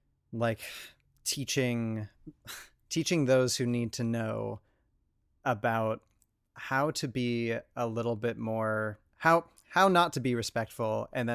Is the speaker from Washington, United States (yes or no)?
yes; Spokane, Washington, United States; I grew up in Spokane.